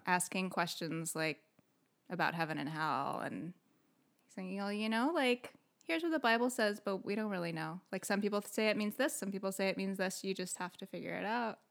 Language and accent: English; San Diego, California, United States; also born or lived in Belgium; when I was a baby, they came back to San Diego. So I grew up in, like, the East County area